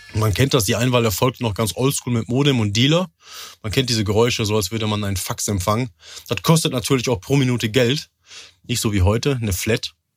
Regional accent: Rheine, North Rhine-Westphalia, Germany; ich bin 33 Jahre alt, ich komme aus Rheine

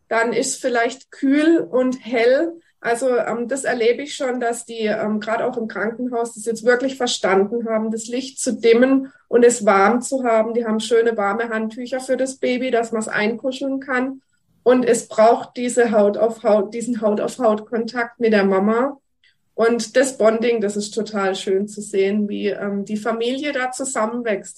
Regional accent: Germany; bei uns in Deutschland

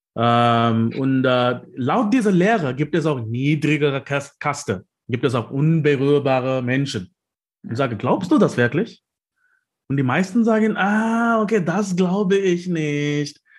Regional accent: South India, India; German is a second language; now in Leipzig, Germany; ich komme aus Südindien

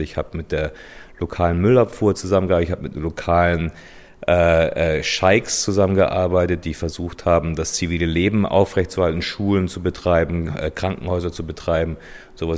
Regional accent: Munich, Bavaria, Germany; moved away as an adult; München ist meine Heimat. Also hier sind meine Freunde, meine Familie, äh, hier, hier ist meine Vergangenheit.

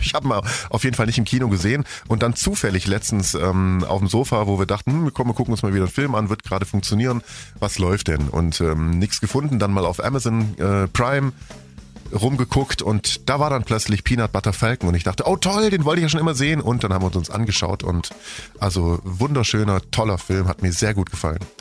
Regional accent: Germany; Sie lebt nicht hier bei uns in Deutschland

